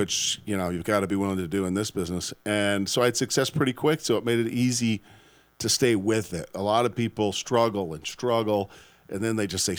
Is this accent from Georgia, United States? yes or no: no; Omaha, Nebraska, United States; moved away as an adult; also born or lived in Syracuse, New York; now in Austin, United States; So cool, you guys were in my hometown.